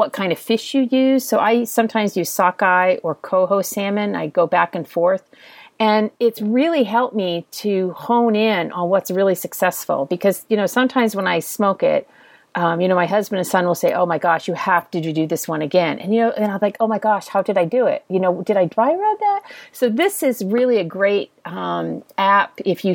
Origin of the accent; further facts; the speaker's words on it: Texas, United States; I'm from Texas